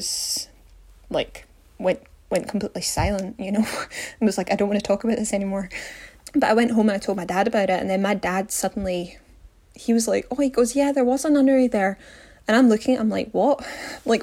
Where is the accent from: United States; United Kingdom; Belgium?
United Kingdom; Glasgow, Scotland; I'm from Glasgow in Scotland